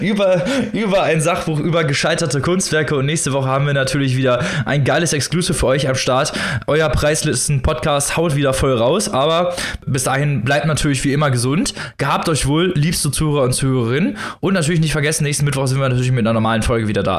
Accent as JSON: {"language": "German", "country": "Germany", "said": "bei uns in Deutschland"}